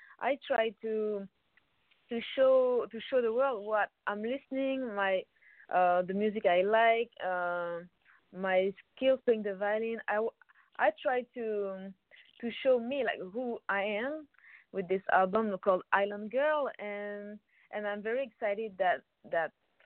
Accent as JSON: {"language": "English", "town": "Paris", "region": "Île-de-France", "country": "France", "tie": "born or raised there", "said": "I'm from Paris, so I grew up in France."}